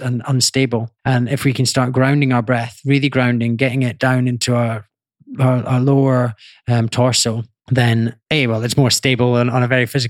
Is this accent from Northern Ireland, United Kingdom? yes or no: no; Scotland, United Kingdom; I grew up in Scotland